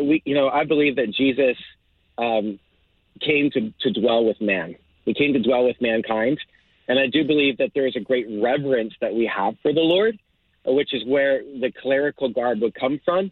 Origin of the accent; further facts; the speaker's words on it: Lancaster County, Pennsylvania, United States; moved away as an adult; also born or lived in Texas; Originally, I grew up in Lancaster County, Pennsylvania